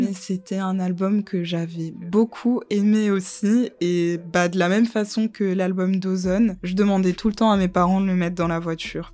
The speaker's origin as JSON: {"language": "French", "town": "Montpellier", "region": "Occitania", "country": "France", "tie": "born or raised there", "also_born_or_lived": "Guadeloupe / London", "moved": "as an adult", "said": "Je suis née en Guadeloupe. Ensuite, j'ai grandi à Montpellier. J'ai fait toute ma scolarité à Montpellier"}